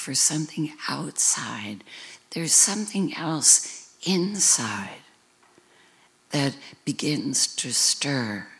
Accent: United States; growing up in America, in a Western tradition

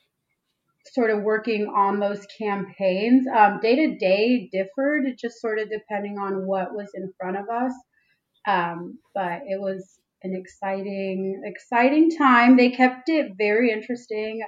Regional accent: Los Angeles, California, United States; also born or lived in San Diego; I'm originally from Los Angeles

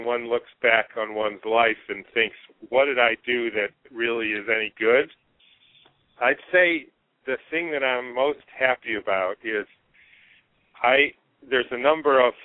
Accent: Detroit, Michigan, United States; moved away as an adult; also born or lived in Swaziland / New Hampshire; I was born and raised in Detroit, Michigan

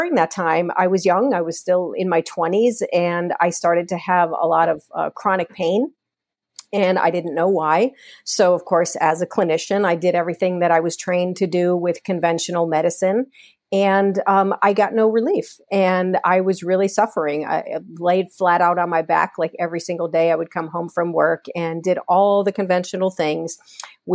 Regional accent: Port Chester, New York, United States; born and raised in Portchester, New York

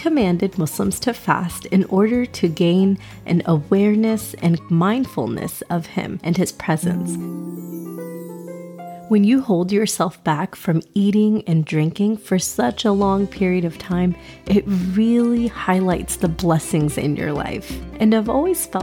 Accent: Texas, United States; I was born and raised in Texas, and my family is from India

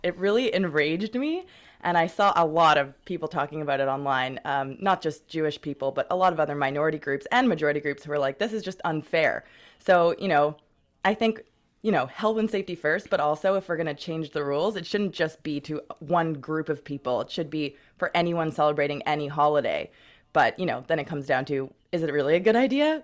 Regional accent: Montreal, Quebec, Canada; now in Vancouver, Canada; I'm from Montreal originally

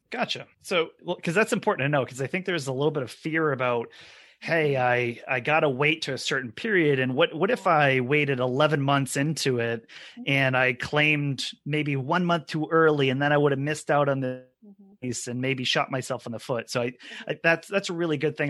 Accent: Maine, United States; all three of us are also Mainers here

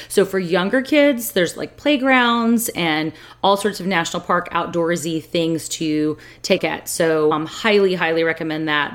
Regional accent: San Francisco, California, United States; my hometown

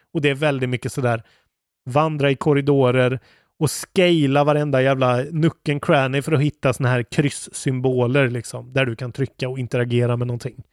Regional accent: Skåne, Sweden; i Skåne, där jag kommer ifrån.

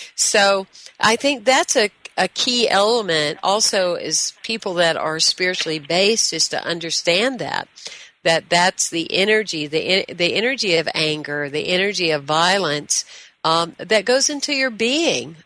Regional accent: the South, United States; I was raised in the South.

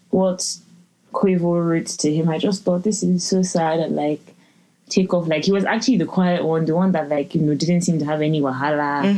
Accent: Lagos, Nigeria; now in London, United Kingdom; I'm from Lagos

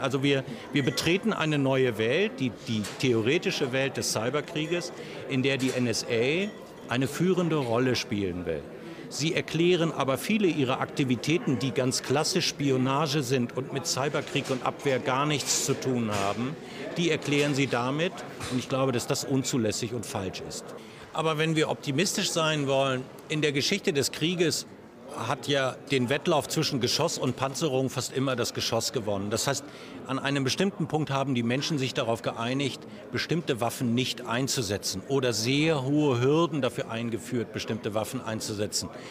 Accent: Germany; wir als Deutsche

